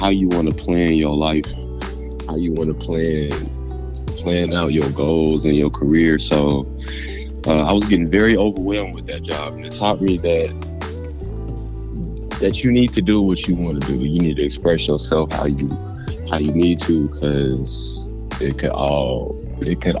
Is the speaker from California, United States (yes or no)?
yes; San Diego, California, United States; moved away; I'm from San Diego, California. I'm a Cali baby, West Coast baby for sure